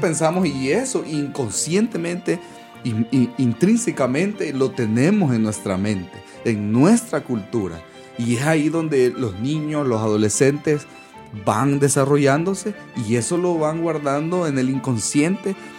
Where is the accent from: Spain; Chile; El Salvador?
El Salvador; moved away; los salvadoreños, los que somos salvadoreños, no sé si han escuchado que nos dicen guanacos